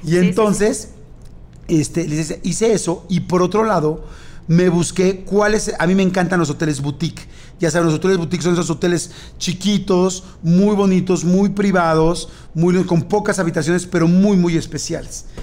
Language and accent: Spanish; Mexico; somos mexicanos